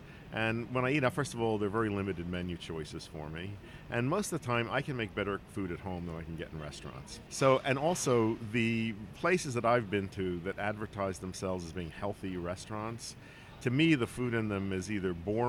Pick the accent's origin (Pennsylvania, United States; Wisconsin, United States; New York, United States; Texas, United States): Pennsylvania, United States; Philadelphia; I grew up in Philadelphia in a row house.